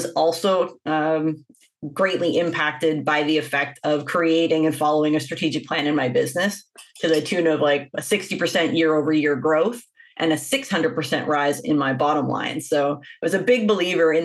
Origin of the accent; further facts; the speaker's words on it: Winnipeg, Manitoba, Canada; moved away as an adult; also born or lived in Toronto, Canada; I grew up in Winnipeg, Manitoba.